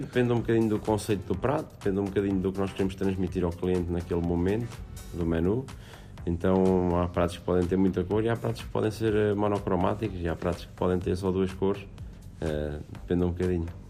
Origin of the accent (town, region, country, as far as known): Aveiro, Centro, Portugal